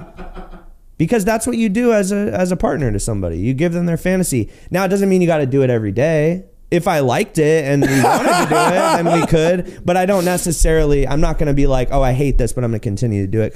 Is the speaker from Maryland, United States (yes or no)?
no; Martinez, California, United States; moved away as an adult; now in Los Angeles, United States; growing up in the Bay Area was cool